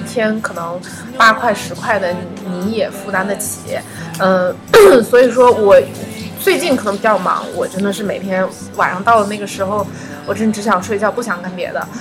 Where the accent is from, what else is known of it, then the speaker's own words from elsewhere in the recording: northern China, China; now in Wuhan, China; 我是一个北方人